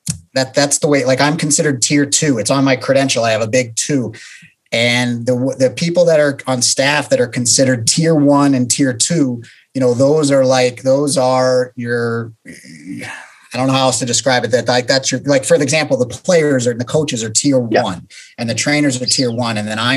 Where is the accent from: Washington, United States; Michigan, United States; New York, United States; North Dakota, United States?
New York, United States; moved away; I'm from New York originally, and I always love going back to New York.